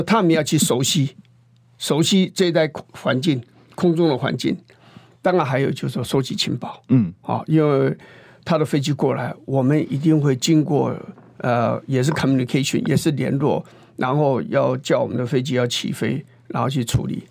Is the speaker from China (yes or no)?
no; Shanlin / Meinong, Kaohsiung, Taiwan; 在我们乡下